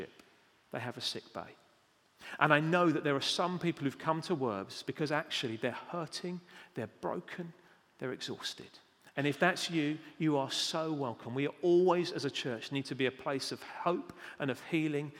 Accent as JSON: {"language": "English", "country": "United Kingdom", "said": "We're British"}